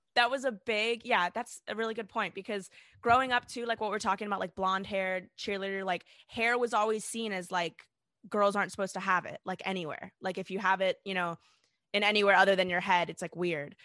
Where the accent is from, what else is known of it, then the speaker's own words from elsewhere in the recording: South Africa; I was born in South Africa to South African parents